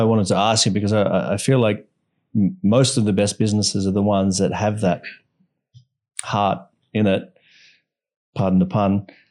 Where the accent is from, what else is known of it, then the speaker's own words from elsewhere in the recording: Australia; now in Bali, Indonesia; I'm from Australia and, you know, I'm, I'm grateful for having been brought up in Australia